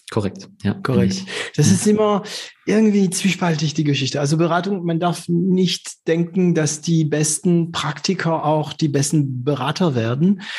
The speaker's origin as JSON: {"language": "German", "country": "France", "second_language": "German", "said": "als Franzose"}